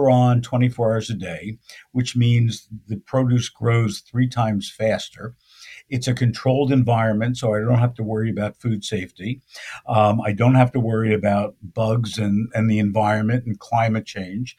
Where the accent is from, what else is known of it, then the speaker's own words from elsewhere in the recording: Belleville, New Jersey, United States; also born or lived in Philadelphia; now in Santa Monica, United States; I grew up in New Jersey, in northern New Jersey. Yeah, Belleville, New Jersey.